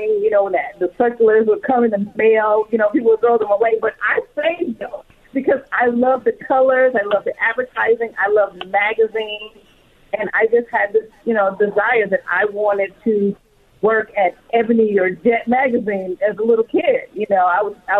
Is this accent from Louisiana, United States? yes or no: no; Flint, Michigan, United States; moved away as an adult; now in California, United States; I grew up in Flint, Michigan.